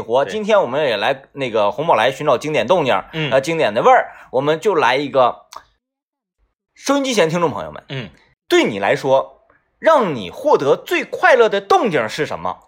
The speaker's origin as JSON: {"language": "Chinese", "region": "Northeast China", "country": "China", "accent": "Northeastern dialect", "said": "用咱们东北话讲"}